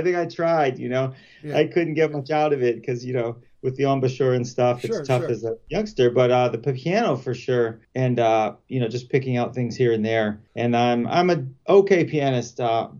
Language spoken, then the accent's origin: English; Pittsburgh, Pennsylvania, United States; also born or lived in Boston / Portland, Oregon / Denver; now in Chicago, United States; Yeah, well, I've been here like 20 years with my wife, but we're both from Pittsburgh originally. You know, we've rambled around, you know, Boston and Portland, Oregon, and Denver and stuff. But yeah, we've been here like 20 years.